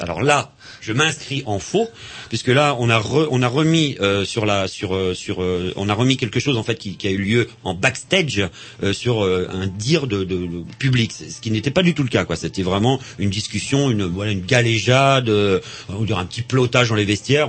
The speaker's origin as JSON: {"language": "French", "town": "Vannes", "region": "Brittany", "country": "France", "tie": "born or raised there", "moved": "yes", "lives_now": "Rennes, France", "said": "comme je suis né à Vannes et on habite à, à Rennes depuis, euh, trente ans"}